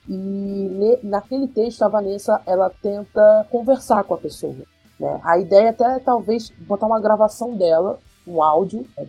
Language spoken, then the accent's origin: Portuguese; Rio de Janeiro, Brazil; eu sou do Rio de Janeiro, moro no bairro de Campo Grande, sou Zona Oeste